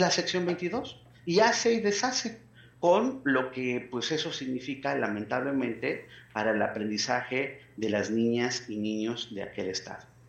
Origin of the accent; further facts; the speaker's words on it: Mexico; como mexicanas, como mexicanos